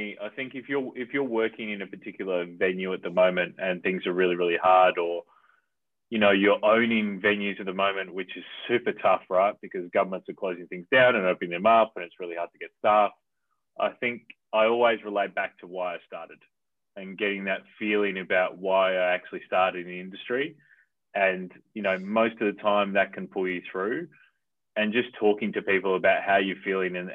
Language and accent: English; Adelaide, South Australia, Australia; now in Melbourne, Australia; I'm from Adelaide originally, right, in South Australia.